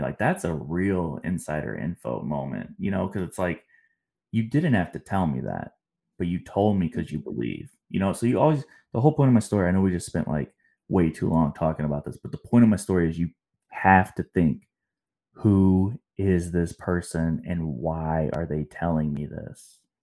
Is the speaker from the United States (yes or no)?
yes; St. Louis, Missouri, United States; moved away; also born or lived in Atlanta; I'm from St. Louis